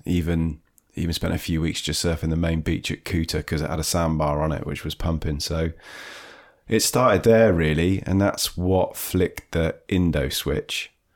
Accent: Devon, South West England, United Kingdom; also born or lived in Dorset; I grew up in Dorset originally, but was, spent most of my time in Devon

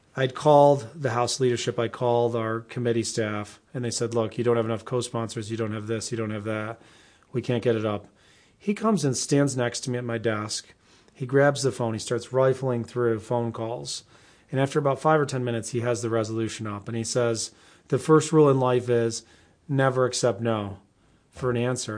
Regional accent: Endwell, New York, United States; I grew up in the area here. I grew up in Endwell

